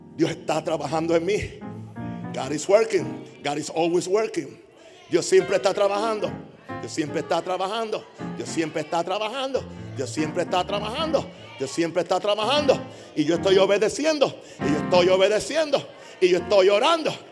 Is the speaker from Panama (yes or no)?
yes; Panama; soy panameño